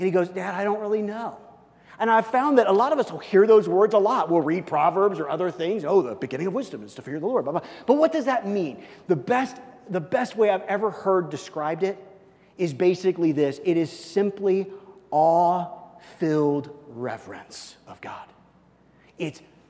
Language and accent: English; Missouri, United States; moved away; I'm from Missouri